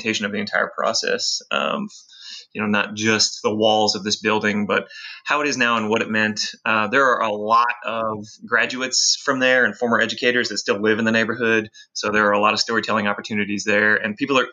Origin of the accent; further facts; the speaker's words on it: the suburbs outside Nashville, Tennessee, United States; moved away as an adult; now in Memphis, United States; My wife and I moved to Memphis in 2007, but I grew up in the burbs outside Nashville